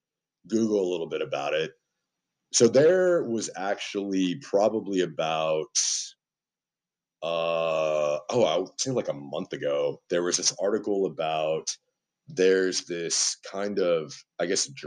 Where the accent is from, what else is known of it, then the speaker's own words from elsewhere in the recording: Austin, Texas, United States; us growing up here, we always kind of heard of sort of these urban legends about gators being in Town Lake.